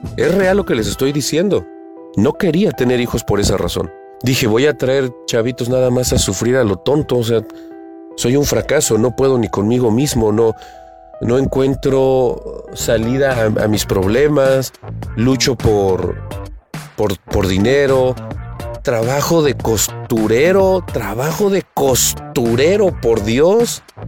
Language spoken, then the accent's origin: Spanish; Puebla, Mexico; yo soy de Puebla